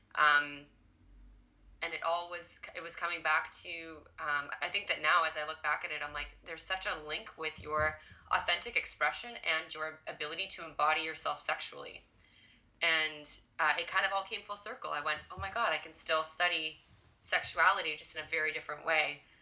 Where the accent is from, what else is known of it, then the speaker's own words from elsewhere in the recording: Ottawa, Ontario, Canada; born and raised in Ottawa